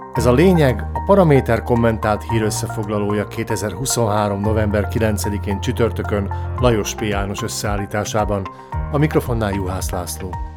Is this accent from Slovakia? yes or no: yes; Slovakia; szlovákiai magyarként